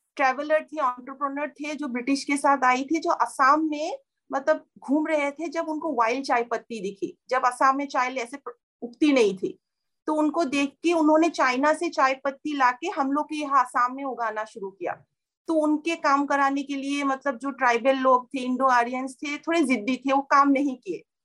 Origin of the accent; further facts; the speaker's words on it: Tezpur, Assam, India; moved away; तेजपुर जब मैं पैदा हुई थी एटीज में काफी छोटा सा शहर टाउन था